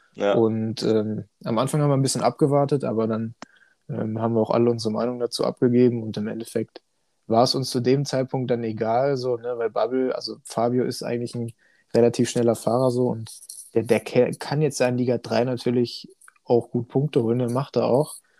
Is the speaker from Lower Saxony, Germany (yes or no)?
yes; Hanover, Lower Saxony, Germany; komme oh. aus dem wunderschönen Hannover